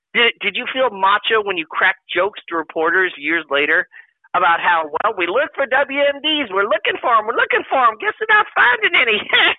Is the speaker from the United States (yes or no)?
yes; New York City, New York, United States; born or raised there